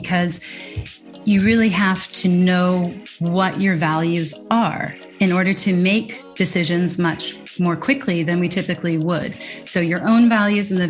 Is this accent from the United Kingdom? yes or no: no; California, United States; moved away as an adult; my hometown in California